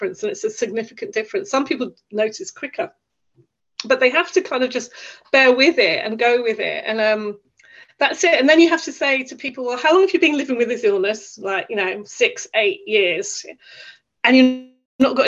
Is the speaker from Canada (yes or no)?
no; United Kingdom; I'm Irish basic heritage, but I live in the UK, born in the UK